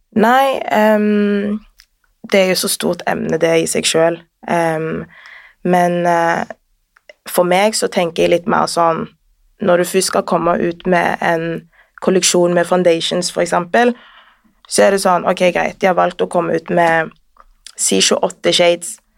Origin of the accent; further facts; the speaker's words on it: Sandnes, Rogaland, Norway; also born or lived in Northern Norway; now in Oslo, Norway; født i Nord-Norge. Oppvokst i Sandnes, bor nå her i Oslo